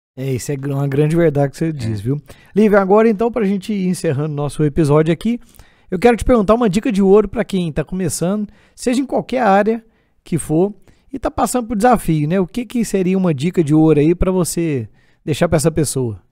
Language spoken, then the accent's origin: Portuguese; Divinópolis, Minas Gerais, Brazil; isso aqui é lá da minha cidade